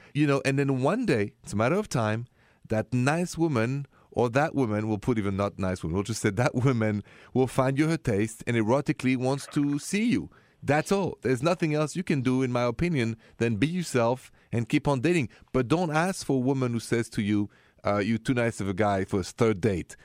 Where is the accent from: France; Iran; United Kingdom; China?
France; first language French; English is a second language; moved away as an adult; I was raised in France